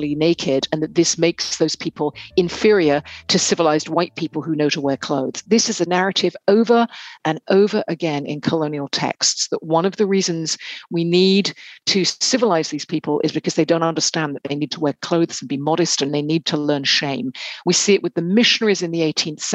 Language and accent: English; United Kingdom; growing up in Britain myself